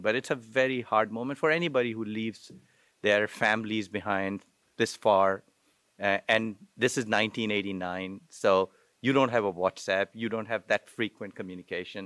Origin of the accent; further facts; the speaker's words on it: Pakistan; moved away as an adult; also born or lived in Wichita; I'm originally from Pakistan